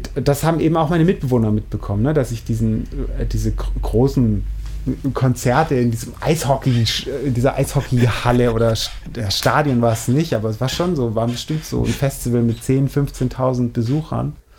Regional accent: Schorndorf, Baden-Württemberg, Germany; ich komme nicht direkt aus Schorndorf, sondern aus so einem Teilort mit irgendwie 2000 Einwohnern

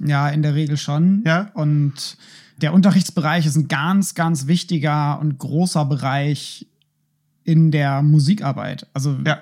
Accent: Schleswig-Holstein, Germany; moved away as an adult; now in Berlin, Germany; ich bin ja in Schleswig-Holstein auch aufgewachsen.

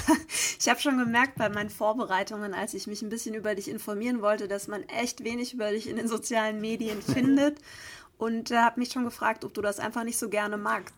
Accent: Geretsried, Bavaria, Germany; meiner Heimat, beziehungsweise tatsächlich sogar in dem Raum, in dem damals mein Abi bei war. Also ich spiele heute in Köln und morgen dann in Oberbayern im Ratsstubensaal Geretsried

